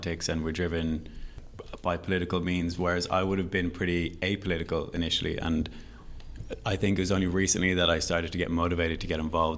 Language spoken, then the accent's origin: English; Dublin, Leinster, Ireland; I'm from Dublin. Mm-hmm. I've grown up in Dublin